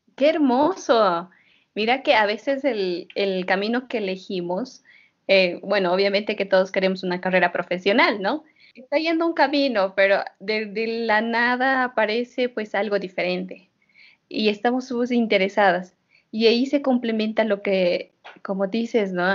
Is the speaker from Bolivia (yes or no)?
yes; Oruro, Bolivia; now in La Paz, Bolivia; yo que soy orureña